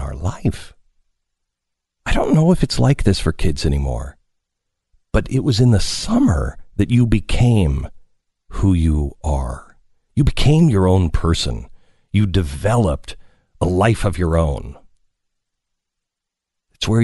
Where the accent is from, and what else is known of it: Pacific Northwest, United States; born or raised there